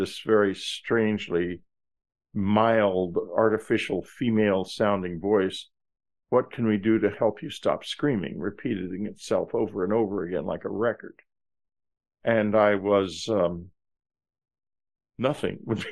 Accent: Texas, United States; I'm from Texas

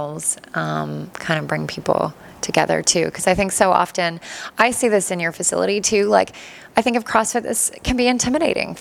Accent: Toronto, Ontario, Canada; moved away as an adult; now in Cambridge, Canada; I'm from Toronto

